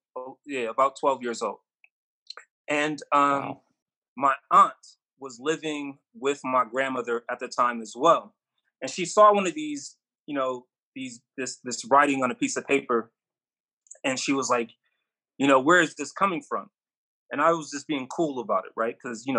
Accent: Rochester, New York, United States; In Rochester, New York.

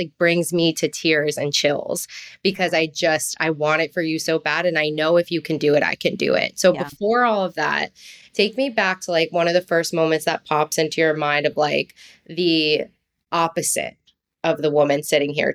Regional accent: New Jersey, United States; accent: Jersey; my little twinge of Jersey and that like Italian passion

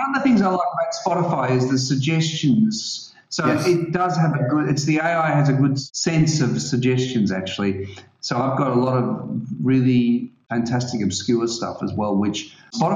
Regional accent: Australia; I'm an Australian, so I have a really great Australian music playlist

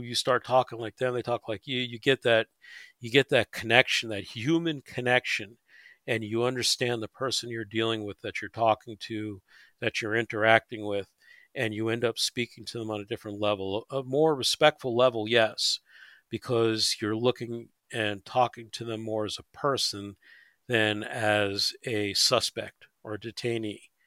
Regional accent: New York, United States; moved away; I grew up in New York in the subway system

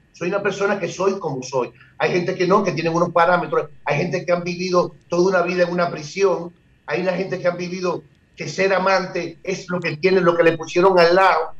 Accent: Dominican Republic; nosotros los dominicanos

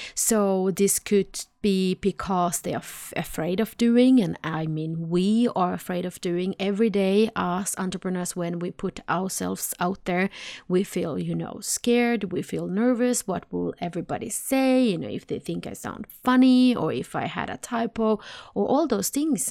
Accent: Sweden; I'm from Sweden, so I say nej

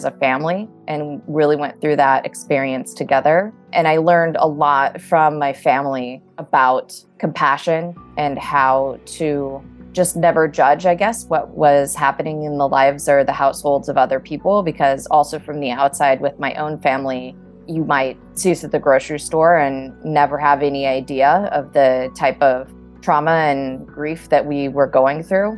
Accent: Southern California, United States; I am originally from Southern California.

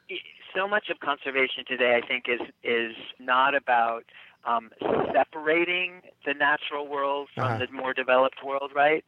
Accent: United States; accent: American; also born or lived in Australia / New Zealand; as an American with this accent

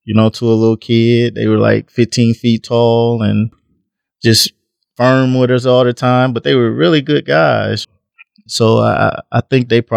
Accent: between Texas and Mississippi, the South, United States; now in Omaha, United States; I grew up in the South, between Texas and Mississippi. Moved to Omaha, and actually I'm an Omahan now.

